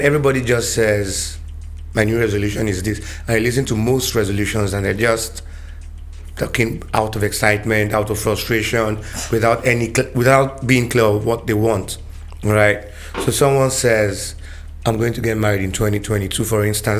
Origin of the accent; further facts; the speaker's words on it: Nigeria; as a Nigerian youth